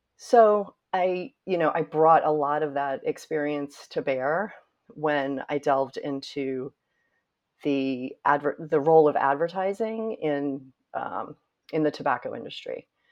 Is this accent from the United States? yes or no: yes; Winston-Salem, North Carolina, United States; moved away as an adult; now in New York, United States; as a little girl growing up in North Carolina and feeling very proud of Winston-Salem and my family